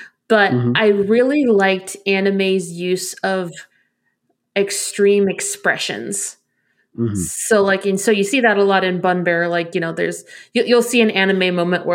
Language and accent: English; Arizona, United States; I'm from Arizona.